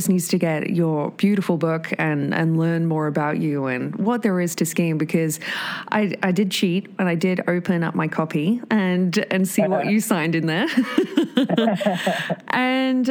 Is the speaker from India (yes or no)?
no; England, United Kingdom; now in Whistler, Canada; I grew up in England